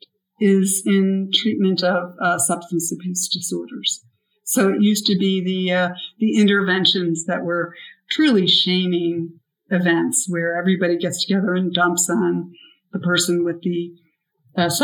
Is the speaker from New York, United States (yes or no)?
yes; Buffalo, New York, United States; I grew up in Buffalo